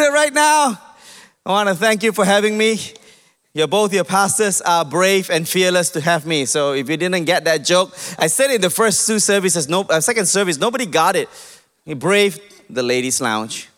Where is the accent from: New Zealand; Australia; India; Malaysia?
Malaysia; I'm Malaysian